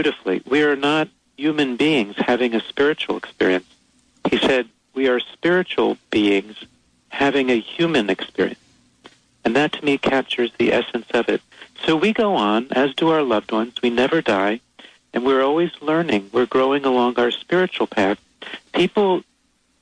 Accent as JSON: {"language": "English", "town": "New York City", "region": "New York", "country": "United States", "tie": "born or raised there", "said": "I was born there, too."}